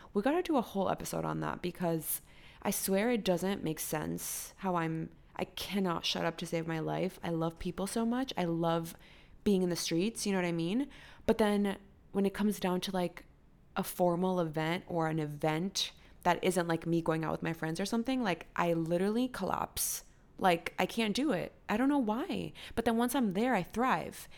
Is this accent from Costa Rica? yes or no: yes; Costa Rica; moved away as an adult; now in United States; I'm from Costa Rica, and I was born and raised there